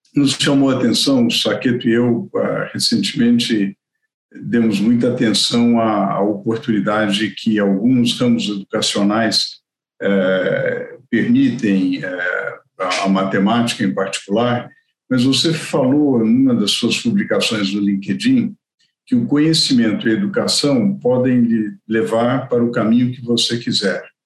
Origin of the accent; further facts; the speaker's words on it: Brazil; como brasileiros